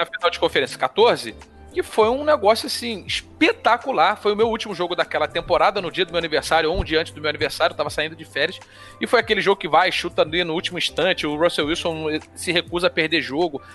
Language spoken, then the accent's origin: Portuguese; Brazil; porque nós somos Brasil